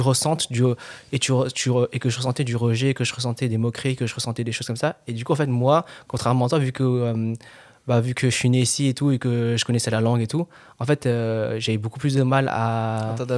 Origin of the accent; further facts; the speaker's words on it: France; je suis français, genre, je suis né en France et je parle français